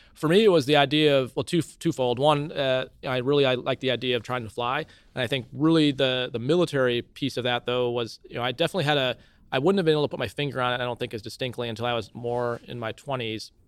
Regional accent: Cedar Falls, Iowa, United States; also born or lived in Milwaukee, Wisconsin; I was born in Milwaukee, Wisconsin, but then moved to Cedar Falls really shortly after I was born

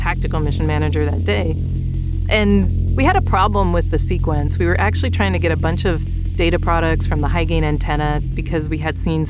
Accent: Northwest Ohio, United States; moved away as an adult; also born or lived in Ukraine; I grew up in Ohio, and the winters are hard

